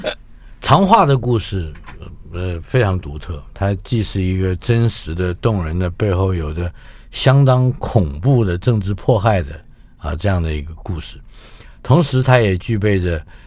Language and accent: Chinese; Taiwan; 像我们台湾人的居住环境里面街坊邻居